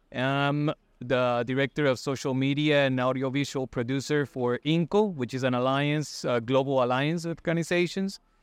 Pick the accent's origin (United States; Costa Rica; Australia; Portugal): Costa Rica; I'm from Costa Rica.